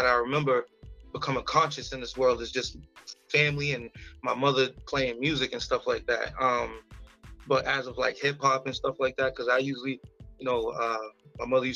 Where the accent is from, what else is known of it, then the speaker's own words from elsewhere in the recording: Brockton, Massachusetts, United States; also born or lived in Mississippi; I'm originally from Brockton